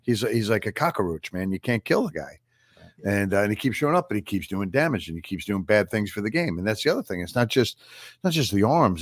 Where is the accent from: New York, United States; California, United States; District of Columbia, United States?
New York, United States; Long Island; Paul and I grew up on Long Island at the same time